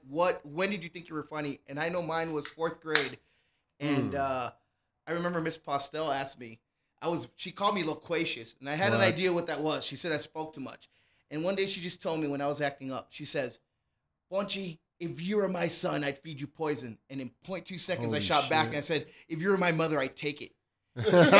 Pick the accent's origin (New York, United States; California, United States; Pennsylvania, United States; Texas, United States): Texas, United States; Laredo; moved away as an adult; now in El Paso, United States; I'm from Laredo, Texas